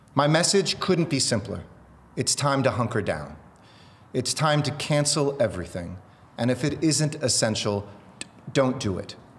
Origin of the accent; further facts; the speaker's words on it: New York, United States; I'm a New Yorker